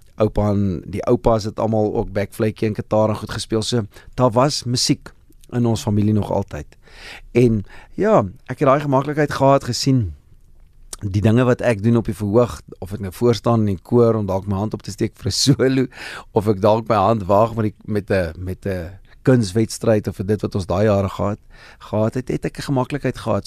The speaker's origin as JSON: {"language": "Afrikaans", "town": "Standerton", "region": "Mpumalanga", "country": "South Africa", "tie": "born or raised there", "moved": "yes", "said": "ek het groot geword in Standerton, lekker platlandse dorpie daar in die ou Oos-Transvaal in Mpumalanga."}